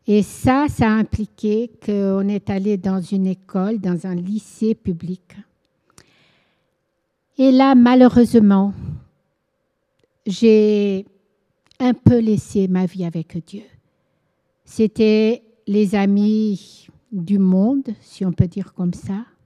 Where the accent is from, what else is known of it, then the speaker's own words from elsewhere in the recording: Angola; Je suis née en Angola et j'ai vécu 17 ans. Mes parents étaient portugais, c'était une colonie portugaise, l'Angola avant, et nous avons vécu là-bas 17 ans, moi.